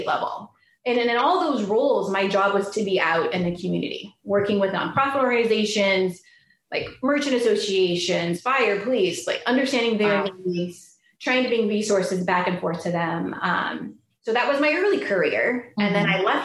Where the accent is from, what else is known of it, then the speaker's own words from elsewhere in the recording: Bay Area, California, United States; I'm from the Bay Area